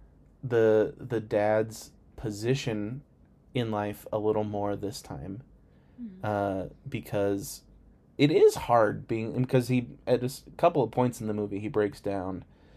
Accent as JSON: {"language": "English", "country": "United States", "said": "I'm too American"}